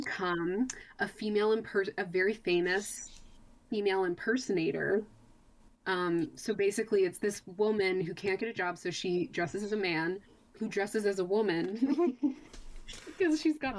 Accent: Texas, United States; I'm not Appalachian whatsoever. I'm a desert Texan, where most Texans don't even really have a discernible accent to most, like, people.

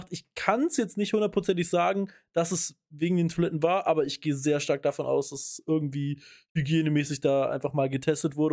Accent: Rhineland, Germany; Da bin ich jetzt äh, auch typischer, wie man in, äh, wie man bei uns im Rheinland sagt, Heimscheißer.

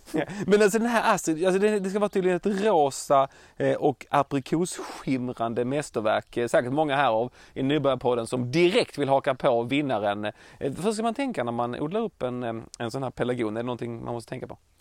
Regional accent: Skåne, Sweden

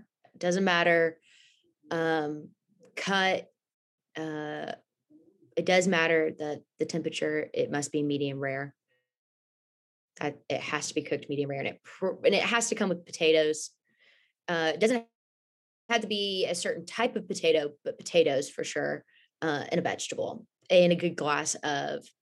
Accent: Houston, Texas, United States; moved away as an adult; now in Louisville, United States; I was born and raised in Houston, lived there my whole life

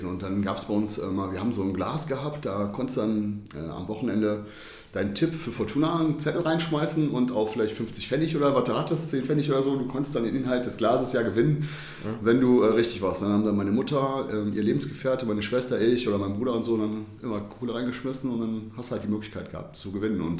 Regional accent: Düsseldorf, North Rhine-Westphalia, Germany

